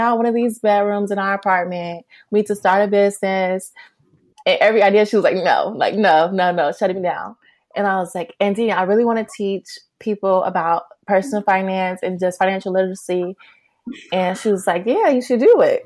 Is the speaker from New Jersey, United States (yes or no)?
no; Chicago, Illinois, United States; also born or lived in Los Angeles; I'm from Chicago